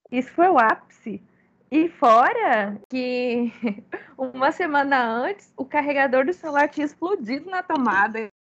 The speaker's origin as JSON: {"language": "Portuguese", "country": "Brazil", "said": "porque a gente é brasileira, né?"}